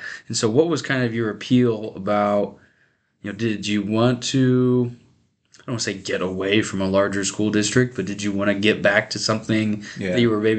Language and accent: English; York, Nebraska, United States; I grew up in York. I was one of those York, you know, hoodlums that would come down here to McCool and hang out every now and again.